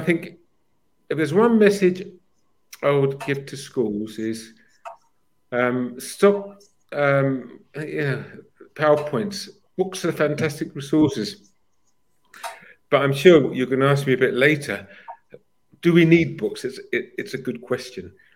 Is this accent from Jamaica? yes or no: no; United Kingdom; moved away as an adult; also born or lived in Cyprus / Bahrain / Zambia / Malaysia; now in Ningbo, China; we're British.